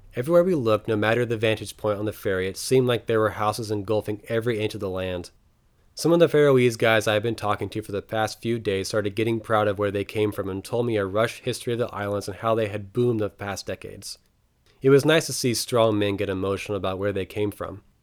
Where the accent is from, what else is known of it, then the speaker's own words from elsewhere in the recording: United States; I was the only American on the boat.